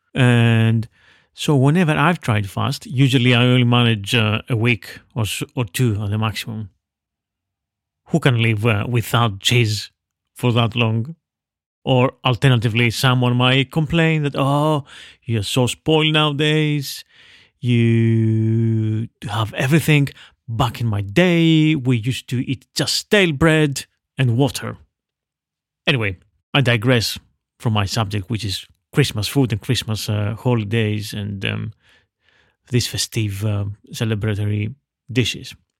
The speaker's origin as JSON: {"language": "English", "town": "Veria", "region": "Central Macedonia", "country": "Greece", "tie": "born or raised there", "said": "my hometown of Veria in northern Greece"}